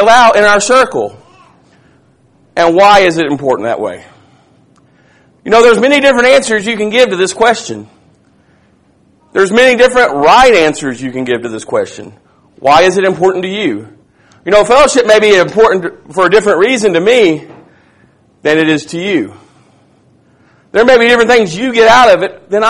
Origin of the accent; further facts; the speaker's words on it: Tom Bean, Texas, United States; I'm from Little Tom Bean, Texas.